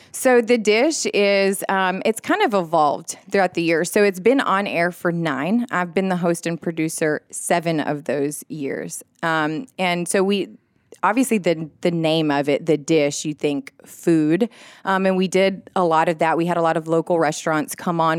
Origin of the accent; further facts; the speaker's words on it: Laredo, Texas, United States; moved away as an adult; also born or lived in Austin, Texas; now in Augusta, United States; I was born and raised in Laredo, Texas, which is on the border of Mexico.